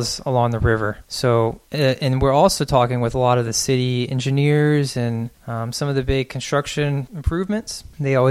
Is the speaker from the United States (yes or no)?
yes; Austin, Texas, United States; also born or lived in San Marcos; I grew up in Austin